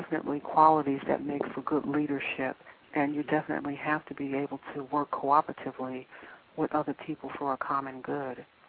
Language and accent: English; New York, United States; also born or lived in California; now in Durham, United States; I was born and raised in New York, and when I moved here